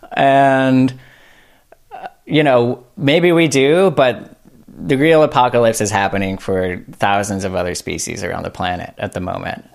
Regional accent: United States; especially being American humans

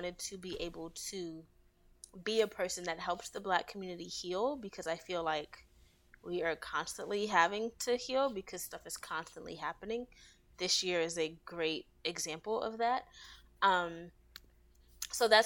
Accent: New York City, New York, United States; moved away as an adult; also born or lived in Atlanta, Georgia; now in Maryland, United States; So I am from Brooklyn, New York. Well, I was born in Atlanta, but grew up, spent most of my life in Brooklyn

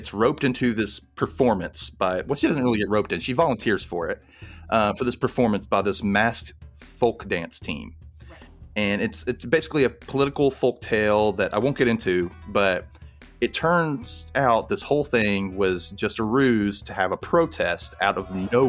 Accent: Mississippi, United States; I grew up in Mississippi, a gay kid in Mississippi.

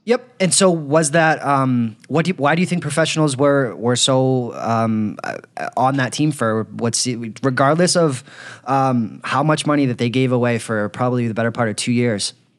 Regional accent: Boston, Massachusetts, United States; moved away as an adult; I grew up in Boston for 26 years, first 26 years of my life

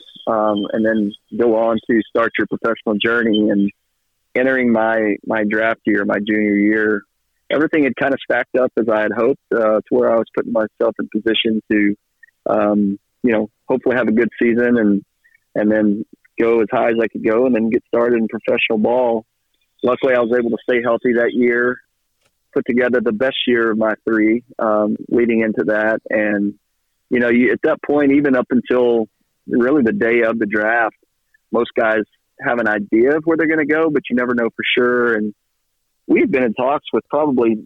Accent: Atlanta, Texas, United States; the area where I grew up in Northeast Texas

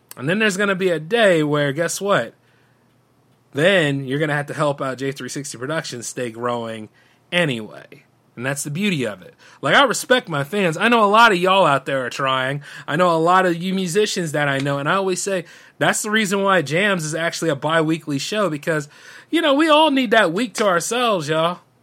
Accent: United States; I'm an American that lives in this country

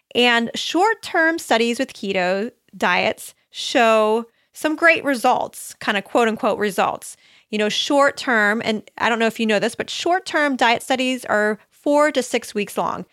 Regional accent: Ohio, United States; I grew up in Ohio, out in the, near the country.

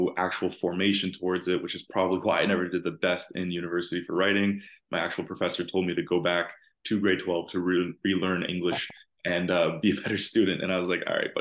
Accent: Toronto, Ontario, Canada; I'm from Toronto, Canada, and a little bit outside the actual city

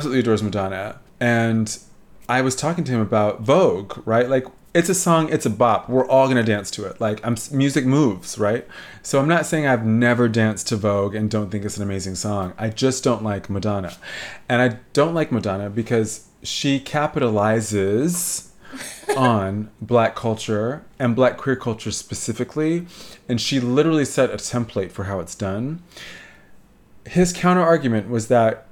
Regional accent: Atlanta, Georgia, United States; I grew up in Atlanta

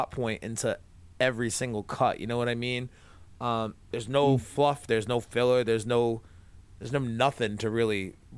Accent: New England, United States; I'm from New England, and people in New England have a tendency to drop their R's anyway.

